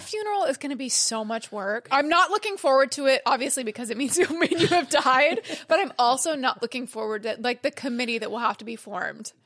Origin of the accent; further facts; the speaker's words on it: California, United States; I'm a Cali girl